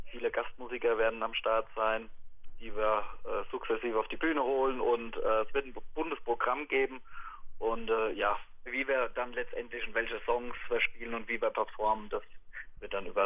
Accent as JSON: {"language": "German", "town": "Ober-Ramstadt", "region": "Hesse", "country": "Germany", "said": "weil ich bin aus Oberramstadt und kenne den Waldhof und finde es eine tolle Einrichtung."}